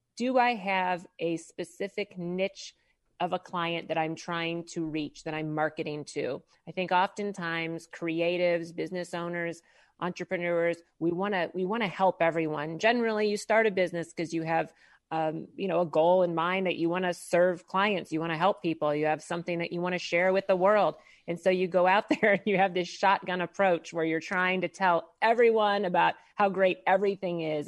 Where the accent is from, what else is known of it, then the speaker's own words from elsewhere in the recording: St. Louis, Missouri, United States; now in Maitland, United States; originally born and raised in Saint Louis, Missouri. So, Midwest girl at heart